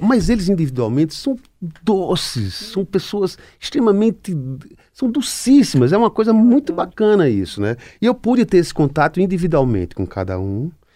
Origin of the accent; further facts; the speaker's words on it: Pernambuco, Brazil; pernambucano como eu